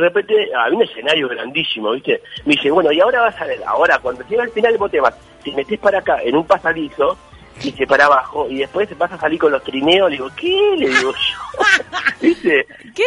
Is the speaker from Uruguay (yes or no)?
yes; Montevideo, Uruguay; moved away; Llegué a jugar llegué a jugar en la reserva de mi club, de Racing Club de Montevideo.